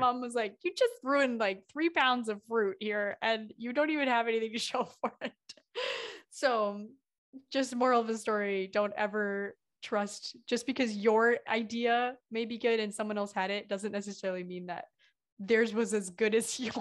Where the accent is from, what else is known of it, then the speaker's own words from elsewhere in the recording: Midwest, United States; I'm from the Midwest